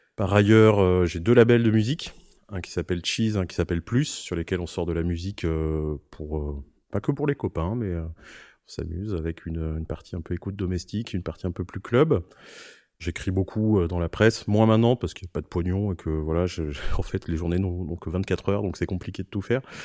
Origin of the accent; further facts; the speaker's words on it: Corrèze, Nouvelle-Aquitaine, France; also born or lived in Paris; now in Marseille, France; je suis un vrai euh, campagnard au départ puisque j'ai grandi en Corrèze